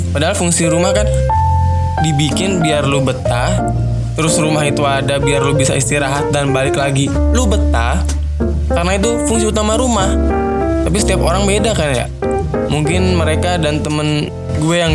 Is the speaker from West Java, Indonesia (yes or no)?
yes; West Java, Indonesia; Awalnya karena gue orang Sunda aslinya